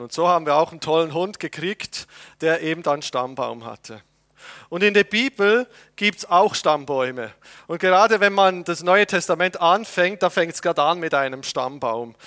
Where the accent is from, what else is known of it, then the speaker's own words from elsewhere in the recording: Switzerland; als Patriot, ja, als Schweizer Patriot